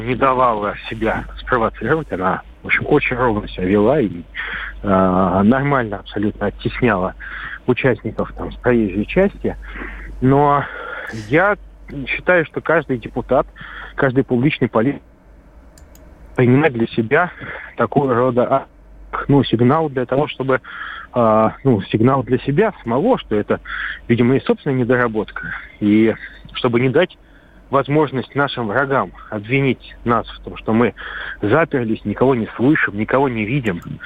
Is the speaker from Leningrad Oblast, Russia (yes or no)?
no; Saint Petersburg, Russia; Я петербуржец